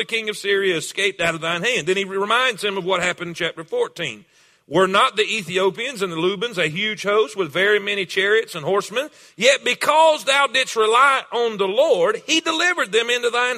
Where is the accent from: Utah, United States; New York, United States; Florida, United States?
Florida, United States; South; I'm from South Florida. I'm Florida cracker.